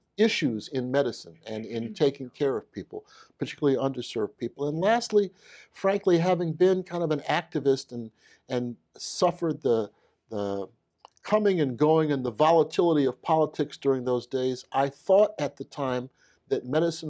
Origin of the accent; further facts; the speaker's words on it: New York City, New York, United States; moved away as an adult; also born or lived in Jackson, Mississippi; I'm from Brooklyn, New York, Bed-Stuy, born and raised